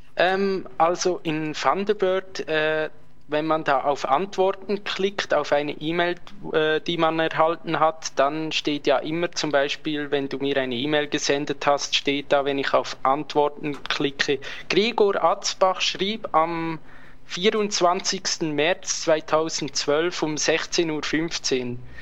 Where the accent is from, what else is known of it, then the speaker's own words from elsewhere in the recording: Switzerland; bei uns in der Schweiz